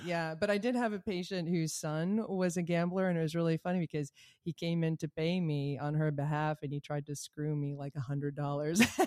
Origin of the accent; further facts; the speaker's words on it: Rhode Island, United States; I'm from Rhode Island.